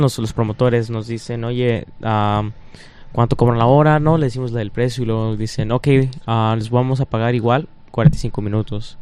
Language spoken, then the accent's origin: Spanish; Detroit, Michigan, United States; somos de Detroit